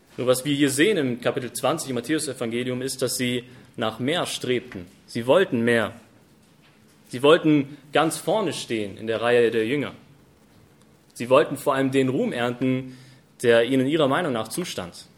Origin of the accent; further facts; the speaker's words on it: Germany; bei uns in Deutschland